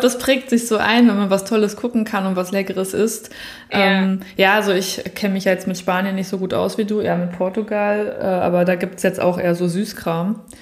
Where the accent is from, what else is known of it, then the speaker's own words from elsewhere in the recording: Berlin, Germany; now in Southern Germany, Germany; als in Süddeutschland Lebende, die eigentlich aus Berlin auch kommt